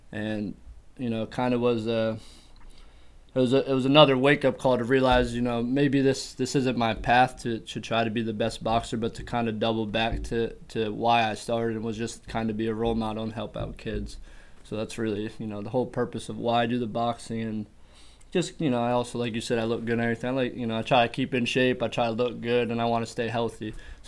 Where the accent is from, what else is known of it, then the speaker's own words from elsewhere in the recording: Berwick, Pennsylvania, United States; also born or lived in Queens, New York; I lived in Berwick. I lived in the area since I was 11. I was born in Queens, New York. I moved around a little bit when I was a kid. And, kind of settled into Berwick when I was about 11.